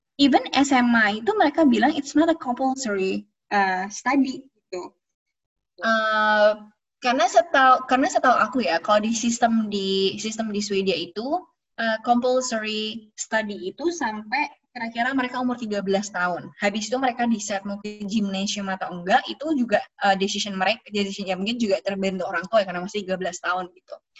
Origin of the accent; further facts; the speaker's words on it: Central Java, Indonesia; moved away as an adult; now in Sweden; aku orang Jawa